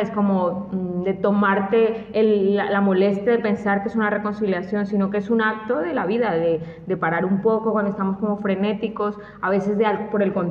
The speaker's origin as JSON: {"language": "Spanish", "country": "Colombia", "said": "a lo mejor soy de Colombia"}